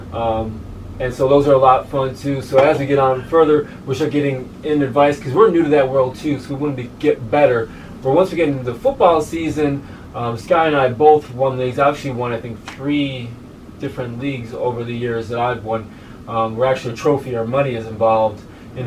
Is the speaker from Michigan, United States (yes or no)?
no; Chicago, Illinois, United States; moved away; both of us born and raised in the Chicago area. Myself on the north side